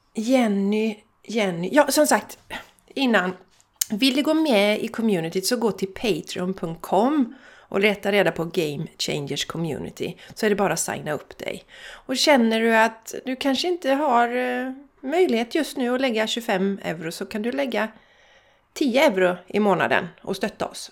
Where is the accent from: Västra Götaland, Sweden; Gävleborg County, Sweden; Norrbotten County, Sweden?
Västra Götaland, Sweden; Borås / Landvetter; vi kommer från Borås, vi kommer från Landvetter